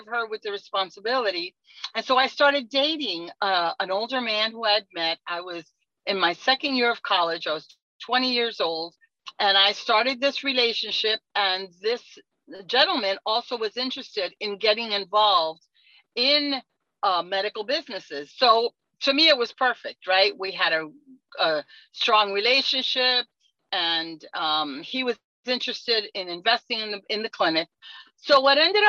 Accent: New York City, New York, United States; now in Miami, United States; I'm originally from New York City.

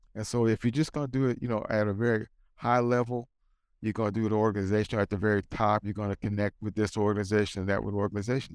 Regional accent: United States; I'm black, I'm American, I'm pro-life

